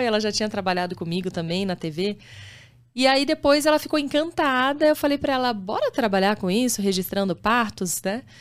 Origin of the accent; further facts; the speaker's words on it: Campinas, São Paulo, Brazil; also born or lived in Rio de Janeiro; eu nasci no Rio, sou carioca, mas já tô. Eu sou de Campinas, né? Tô lá desde os meus 9 anos de idade